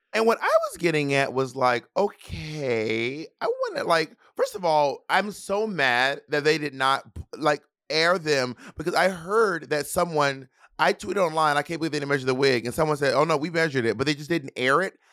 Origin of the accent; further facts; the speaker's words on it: the South, United States; I'm Southern